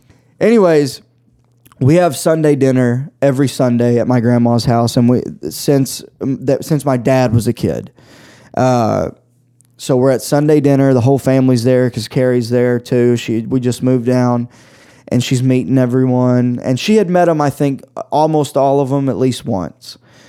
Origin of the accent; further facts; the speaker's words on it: the South, United States; moved away; because we're both from the South. Religion's a huge fucking part of our culture down there.